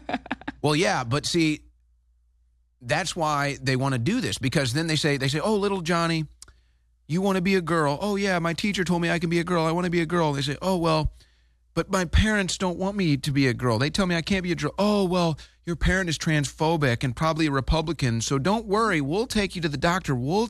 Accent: St. Louis, Missouri, United States; now in Texas, United States; I know Missouri. I'm from St. Louis.

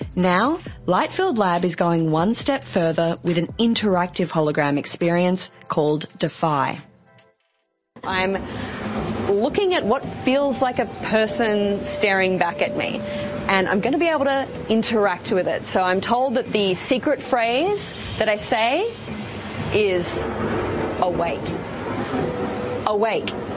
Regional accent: Australia; I'm actually from Australia.

